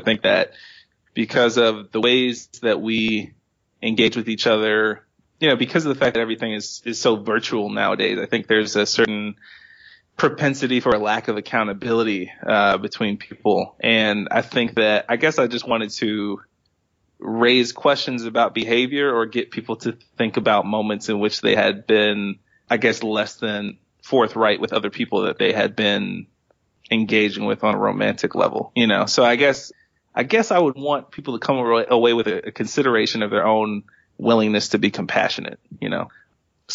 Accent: Maryland, United States; my life growing up in Maryland

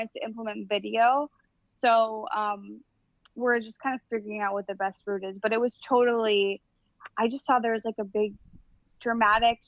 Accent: Illinois, United States; I'm from Illinois

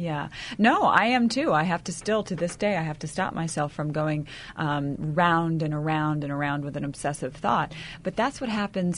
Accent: the South, United States; I come from you know the South where we put on a big smile and say everything's fine

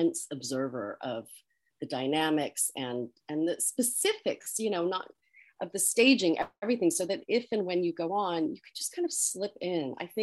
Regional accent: Colorado, United States; moved away as an adult; also born or lived in San Diego, California; now in New York, United States; I grew up in Colorado

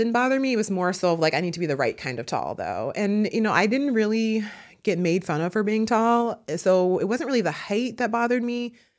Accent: Midwest, United States; I grew up in the Midwest. I went to a small school in the suburbs.

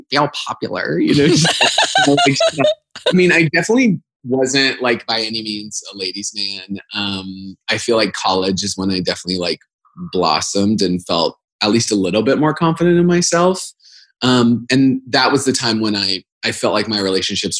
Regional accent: Boise, Idaho, United States; moved away as an adult; also born or lived in Washington, D.C. / New York; I grew up in Boise, Idaho

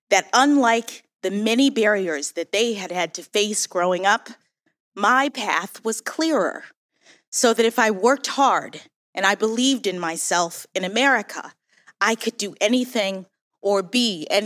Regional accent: Washington, District of Columbia, United States; born there

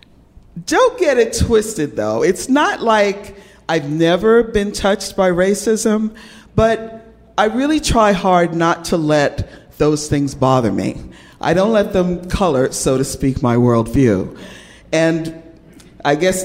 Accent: New York, United States; moved away as an adult; now in California, United States; Ever since I was a kid growing up in New York

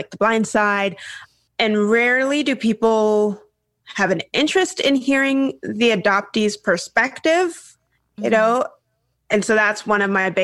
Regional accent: Washington, United States; also born or lived in the South (US); raised in the Northwest up near Canada in Washington State.

